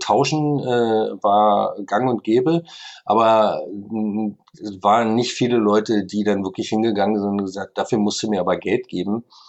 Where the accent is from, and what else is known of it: Berlin, Germany